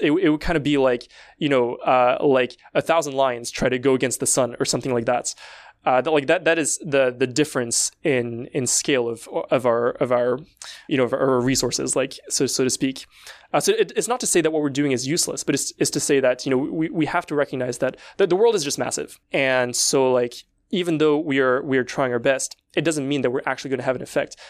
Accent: France; I come from France

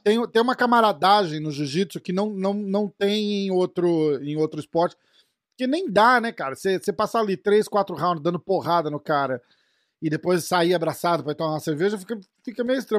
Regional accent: São Paulo, Brazil; sou de São Paulo também.

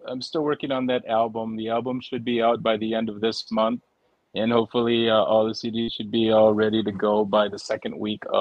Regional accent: Holland, Michigan, United States; I'm from Holland, Michigan. I'm just visiting.

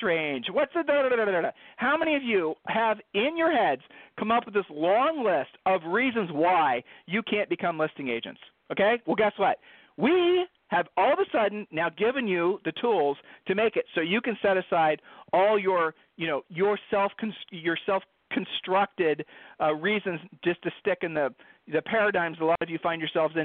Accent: Ohio, United States; I'm from Ohio

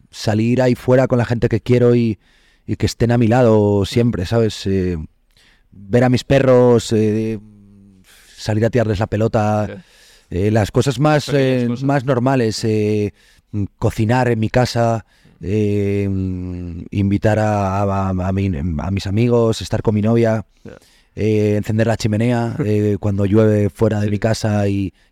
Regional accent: Asturias, Spain; soy asturiano

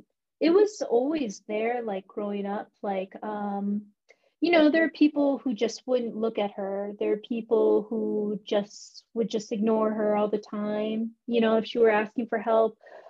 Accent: Florida, United States; born there; So from Ohio, we moved to Florida, and then I was born in Florida.

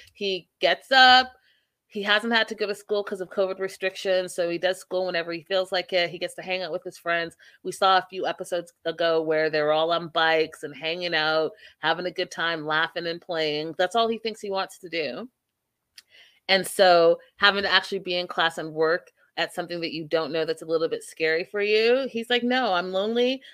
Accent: Canada; now in United States; even as a Canadian and coming to America

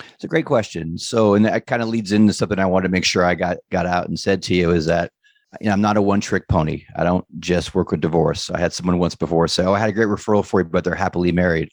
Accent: Los Angeles, California, United States; moved away as an adult; now in San Diego, United States; I'm born and raised in Southern California. I grew up in Venice

